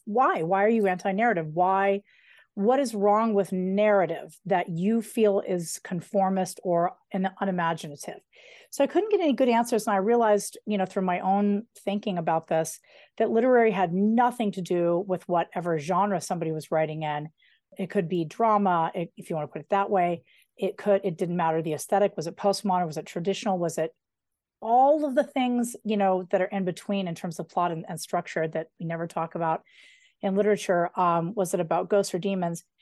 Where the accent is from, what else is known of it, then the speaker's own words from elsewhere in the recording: outside Denver, between Idaho Springs and Evergreen, Colorado, United States; I grew up right outside of Denver between Idaho Springs and Evergreen